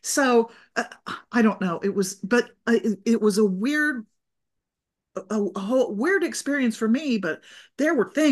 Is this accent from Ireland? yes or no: no; Saudi Arabia; I had been living and growing up in Saudi Arabia, where I was a minority